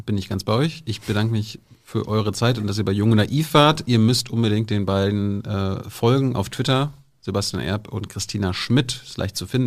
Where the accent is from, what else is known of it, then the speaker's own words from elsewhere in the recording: Mecklenburg-Vorpommern, Germany; moved away; Meine Heimatsministerpräsidentin